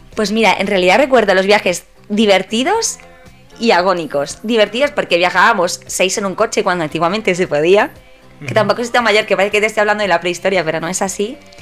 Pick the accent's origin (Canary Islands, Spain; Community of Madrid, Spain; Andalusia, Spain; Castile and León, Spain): Community of Madrid, Spain; Madrid; also born or lived in Padul, Granada; tendría pues entre 14 y 16 años como muchísimo. Y aquí en Madrid mis padres no me dejaban salir